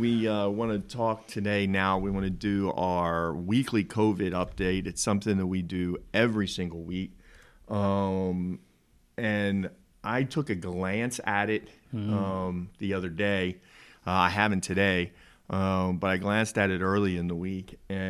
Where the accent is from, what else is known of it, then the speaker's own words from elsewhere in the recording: Philadelphia, Pennsylvania, United States; moved away as an adult; also born or lived in New Jersey; now in Henderson County, United States; Look, I grew up in Philly.